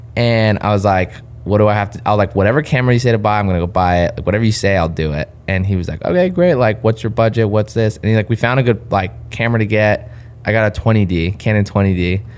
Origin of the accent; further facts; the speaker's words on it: Claremont, California, United States; That's born and raised in Southern California.